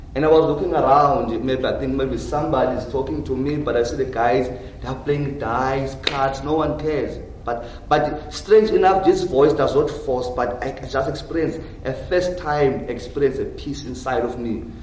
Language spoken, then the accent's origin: English; Cape Town, Western Cape, South Africa; also born or lived in Johannesburg; I was born in Johannesburg. Yeah, but I moved when I was young in Cape Town. So almost of my life was spent inside of Cape Town.